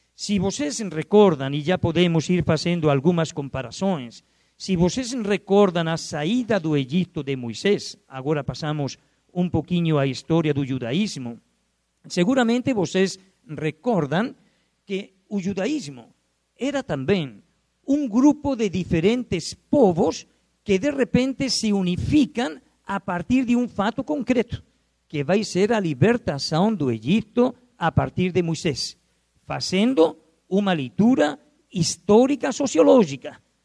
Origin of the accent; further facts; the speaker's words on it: Spain; accent: Spanish; Portuguese is a second language; moved away as an adult; now in Brazil; meu sotaque é espanhol eu não perco o sotaque. Eu levo aqui no Brasil já, agora no mês de outubro, vou completar 36 anos no Brasil